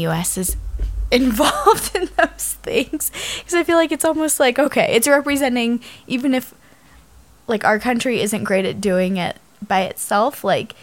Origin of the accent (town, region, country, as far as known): United States